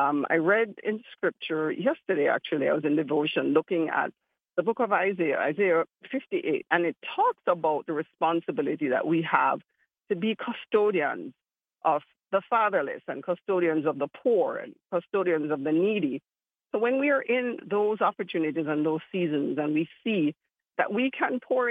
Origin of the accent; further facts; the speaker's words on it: Kingston, Jamaica; accent: Jamaican; also born or lived in Florida; now in Miami, United States; I grew up in Kingston, and Kingston is one of those very complicated cities